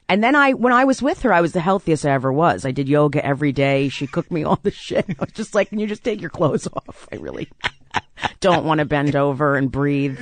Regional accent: South Orange, New Jersey, United States; I grew up in South Orange, New Jersey

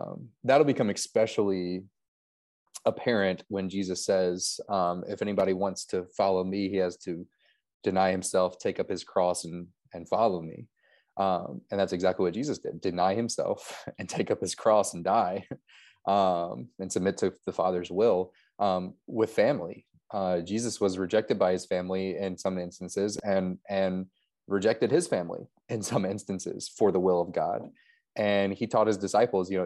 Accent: Louisville, Kentucky, United States; now in Gettysburg, United States; North Central Kentucky, around Louisville.

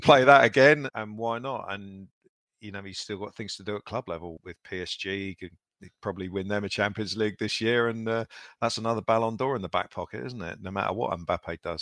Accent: England, United Kingdom; we're English

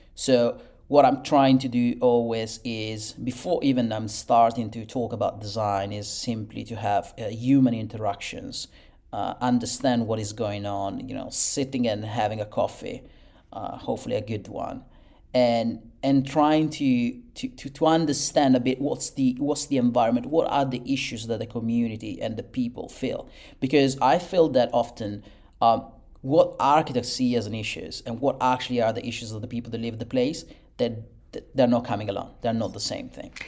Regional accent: Italy; born and raised in Italy and, and bred over there.

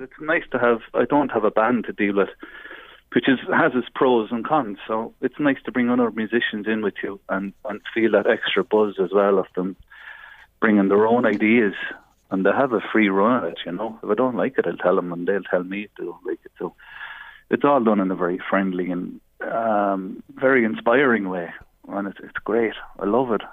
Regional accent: Navan, Leinster, Ireland; we grew up together in Navan, more or less next door to each other

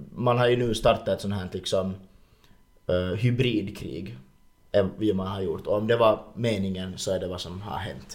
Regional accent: Ingå, Uusimaa, Finland; Hemma så har vi liksom hemma i Ingo

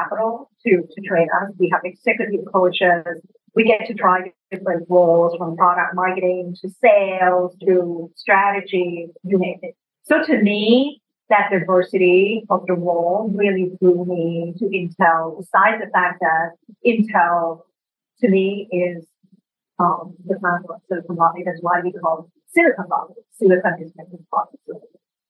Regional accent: Thailand; English is a second language; moved away as an adult; I came from Thailand and worked at the World Bank in emerging markets.

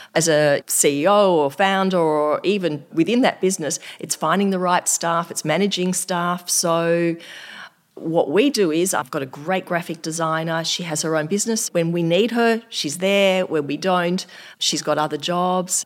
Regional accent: Australia; I'm just from Australia

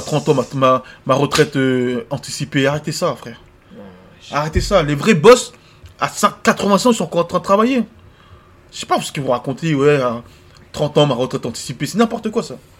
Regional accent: France; also born or lived in Ivory Coast; Moi, je suis ivoirien. J'ai grandi en France, j'ai les deux cultures

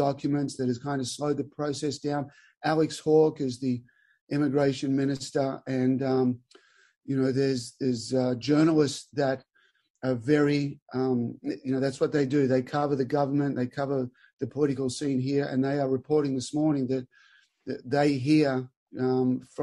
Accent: Albury, New South Wales, Australia; moved away as an adult; born and raised in Albury, Australia. Little country town, 25 grass courts

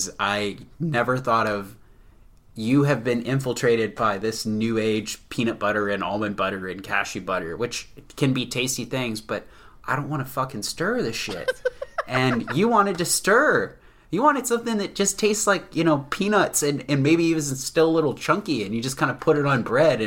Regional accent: Mid-Atlantic, United States; an American from Mid-Atlantic region, born and bred in suburbia

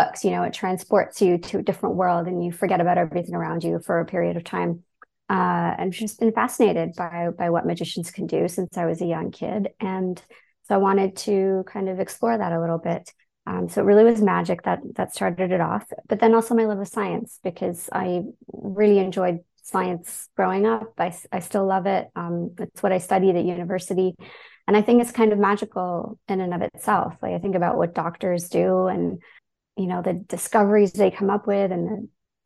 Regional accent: Toronto, Ontario, Canada; also born or lived in London, United Kingdom; I grew up in Toronto

